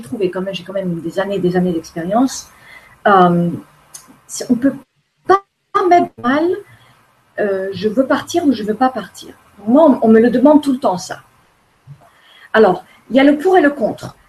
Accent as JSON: {"language": "French", "town": "Formentera", "region": "Balearic Islands", "country": "Spain", "tie": "born or raised there", "also_born_or_lived": "United States", "said": "je suis élevée sur une île à Formentera, en Espagne. Euh, au début, j'étais aux États-Unis. Je suis née aux États-Unis. Je suis américaine"}